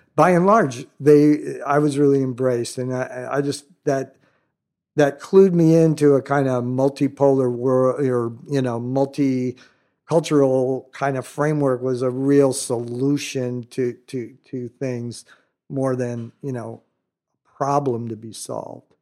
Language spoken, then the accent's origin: English; Southern California, United States; also born or lived in Florida Keys, Florida; grown up in some of the earlier days of modern Calhou-, Southern California